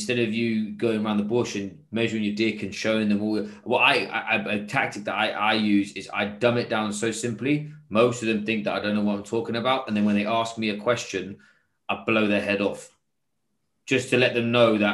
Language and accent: English; England, United Kingdom; now in Singapore; I'm English